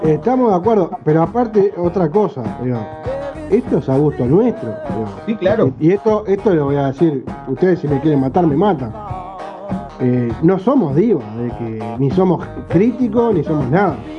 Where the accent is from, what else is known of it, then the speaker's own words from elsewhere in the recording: Uruguay; vivimos acá. somos uruguayos